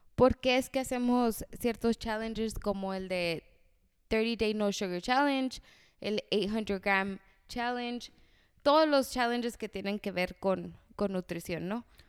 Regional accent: Mexico; como buen mexicano

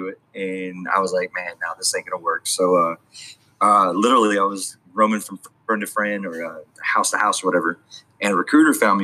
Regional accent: San Diego, California, United States; moved away as an adult; now in Texas, United States; Originally born and raised in San Diego

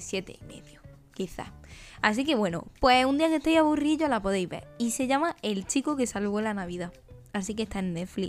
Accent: Úbeda, Andalusia, Spain; moved away; en mi pueblo, Úbeda, Jaén

